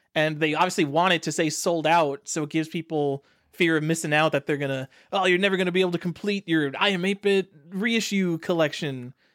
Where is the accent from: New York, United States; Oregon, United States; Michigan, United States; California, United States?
New York, United States; I'm from New York. We pride ourselves on being very tolerant.